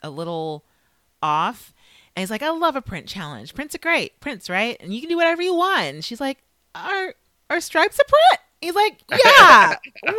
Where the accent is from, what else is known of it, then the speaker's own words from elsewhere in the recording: California, United States; I'm from California, that was kind of a thing in LA.